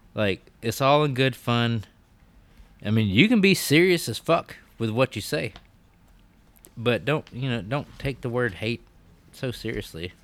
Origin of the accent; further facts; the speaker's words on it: Alabama, United States; I was raised in Alabama